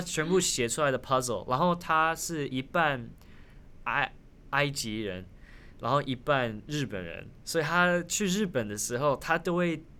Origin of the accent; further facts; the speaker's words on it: Taiwan; first language Taiwanese Hokkien; Chinese is a second language; moved away; also born or lived in United States; 因为我小时候在台湾长大的